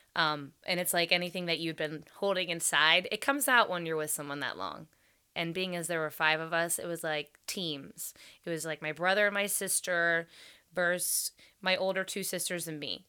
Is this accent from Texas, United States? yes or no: no; Crescent, Ohio, United States; We had both come from small towns. I'm from Crescent, Ohio.